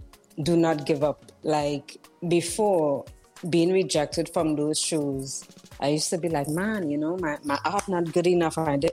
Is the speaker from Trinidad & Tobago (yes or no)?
yes; Trinidad & Tobago; moved away; I am originally from Trinidad and Tobago.